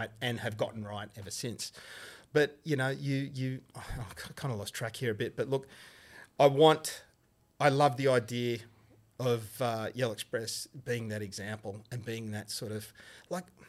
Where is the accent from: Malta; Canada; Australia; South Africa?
Australia; born or raised there